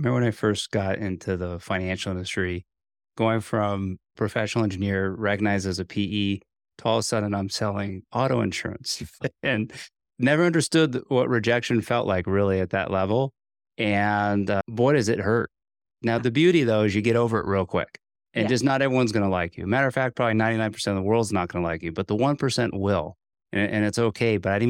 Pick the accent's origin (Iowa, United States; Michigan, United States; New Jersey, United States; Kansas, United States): New Jersey, United States; Morristown; it's pretty neat that we weren't too far from where I grew up in Morristown, New Jersey, which is home for you in northern New Jersey.